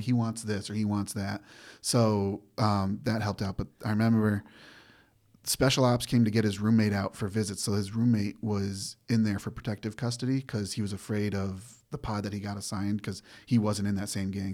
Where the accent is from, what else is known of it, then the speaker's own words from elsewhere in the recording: Granby, Massachusetts, United States; moved away; from Granby, Massachusetts, small horse town.